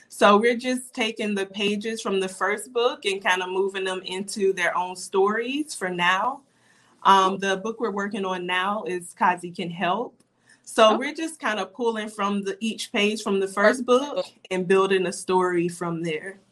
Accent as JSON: {"language": "English", "town": "Darlington", "region": "South Carolina", "country": "United States", "tie": "born or raised there", "also_born_or_lived": "Florence, South Carolina / Timmonsville, South Carolina", "moved": "as an adult", "lives_now": "Florida, United States", "said": "we later moved to uh, Darlington, South Carolina, and that's where I went to elementary, middle, and high school. So I would basically say I'm from Darlington."}